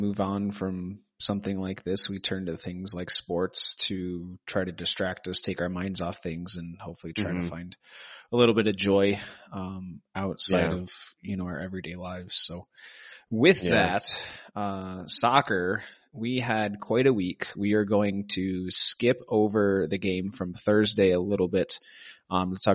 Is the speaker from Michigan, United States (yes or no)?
yes; Michigan, United States; moved away; also born or lived in Detroit / Albuquerque; my hometown, at a place where I've been on campus since I was like a baby